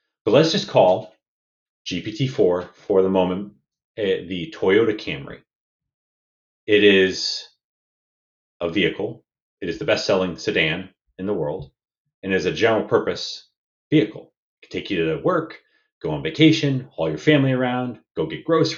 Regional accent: United States; moved away as an adult; now in Victoria, Canada; I'm an American, though I'm now a Canadian permanent resident

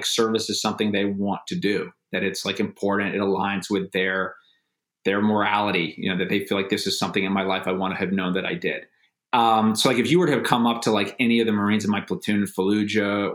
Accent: United States; I'm an American. I'm 23 years old.

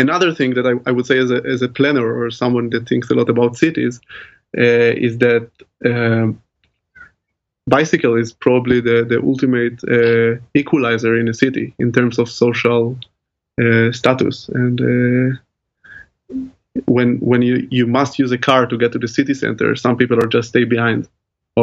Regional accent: Tel Aviv, Tel Aviv District, Israel; moved away as an adult; now in Groningen, Netherlands; I grew up in Tel Aviv, which is also a great city in Israel.

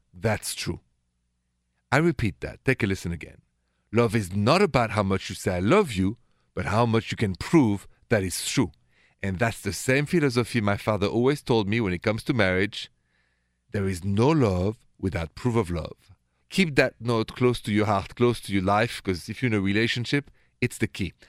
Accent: Paris, Île-de-France, France; accent: French; English is a second language; moved away; my accent is French, straight from Paris

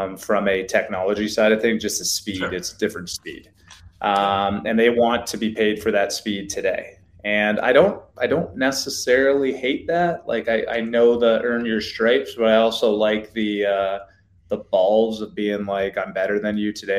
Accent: Canada; now in United States; As a Canadian kid, growing up

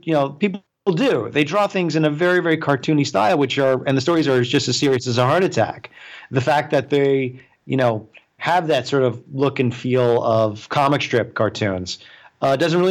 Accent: Long Island, New York, United States; moved away as an adult; I grew up on Long Island

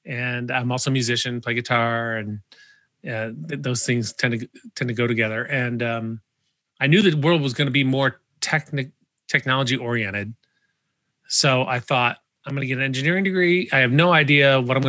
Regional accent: Cleveland, Ohio, United States; I grew up in Cleveland

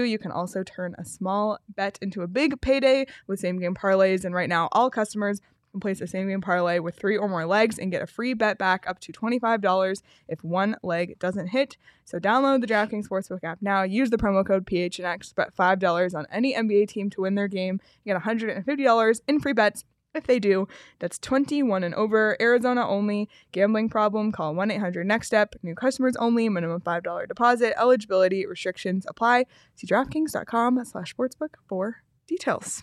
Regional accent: Canada; I'm saying this as the Canadian on the show

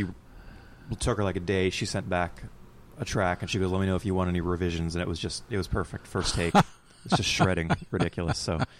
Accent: Colton, Oregon, United States; also born or lived in Portland, Oregon; now in Hillsboro, United States; Yeah, Colton, Oregon. I grew up in Colton.

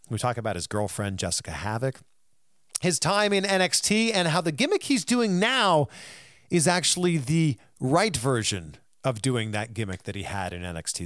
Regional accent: Canada; I'm from Canada.

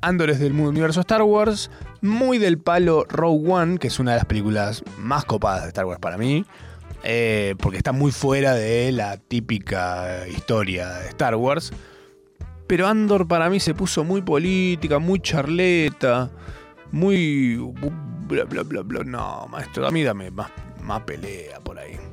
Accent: Argentina; siendo argentino

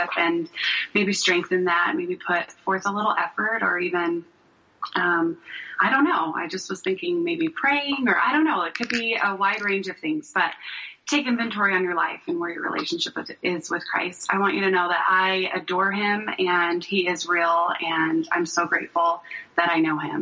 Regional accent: Southern California, United States; I grew up in Southern California

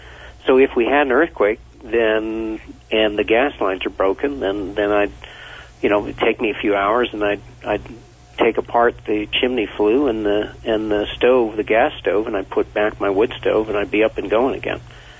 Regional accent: Vermont, United States; Well, I grew up in Vermont, and no one wanted to go hunting on the last day of hunting season.

